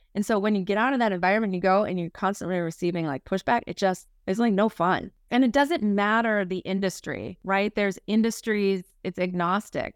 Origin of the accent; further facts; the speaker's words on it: Minnesota, United States; moved away as an adult; now in Boston, United States; I am a, uh, born and raised in Minnesota girl. Uh, so, you know, Midwestern at my core, I moved out to Boston about, uh, seventeen years ago